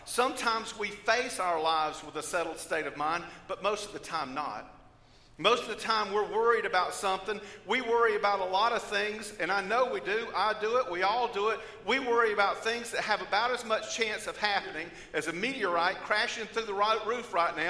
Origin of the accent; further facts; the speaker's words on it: Georgia, United States; I come from Georgia